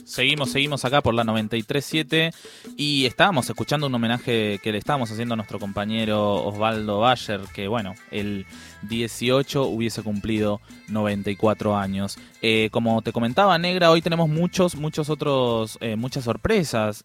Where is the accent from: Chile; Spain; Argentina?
Argentina; Buenos Aires; Yo soy de la Villa veintiuno veinticuatro